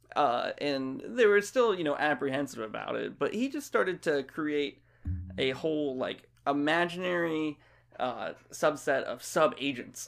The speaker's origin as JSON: {"language": "English", "region": "Florida", "country": "United States", "tie": "born or raised there", "also_born_or_lived": "Ohio", "moved": "as an adult", "lives_now": "Virginia, United States", "said": "I'm from Florida"}